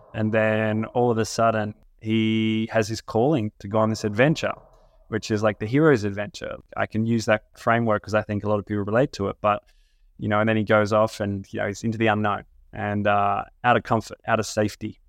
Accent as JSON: {"language": "English", "country": "Australia", "tie": "born or raised there", "said": "growing up in Australia"}